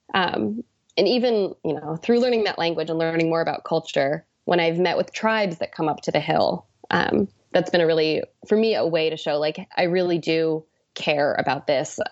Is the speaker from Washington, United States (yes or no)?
yes; Washington, United States; moved away; coming from Washington to wanna work for my home state senator